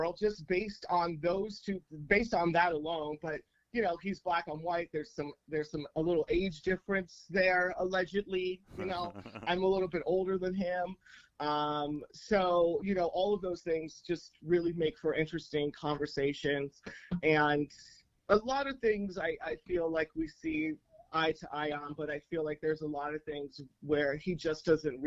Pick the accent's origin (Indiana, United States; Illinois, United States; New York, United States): Illinois, United States; Chicago; I grew up on the South Side of Chicago